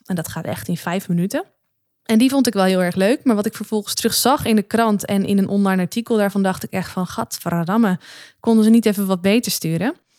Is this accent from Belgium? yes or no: no; Netherlands; ben ik ook maar gewoon een Nederlander.